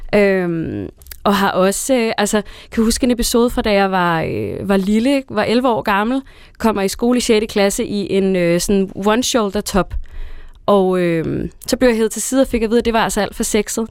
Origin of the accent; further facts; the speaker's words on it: Næstved, Zealand, Denmark; hjemme i Næstved, hvor jeg er fra